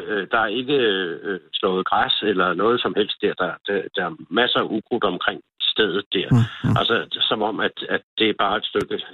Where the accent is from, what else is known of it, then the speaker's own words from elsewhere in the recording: Copenhagen, Capital Region of Denmark, Denmark; now in Vordingborg, Denmark; Jeg er oprindelig inden for København, inden for Valdsbæk.